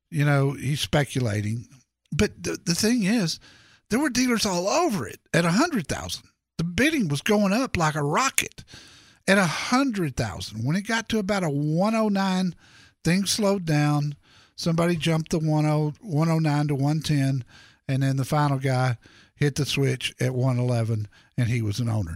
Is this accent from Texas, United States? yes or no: yes; Dallas, Texas, United States; if you're in my home town, Dallas, Texas